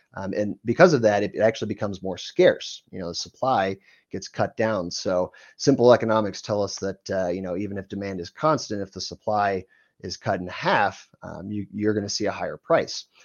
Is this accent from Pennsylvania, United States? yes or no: no; Ohio, United States; moved away as an adult; now in Denver, United States; I grew up in Ohio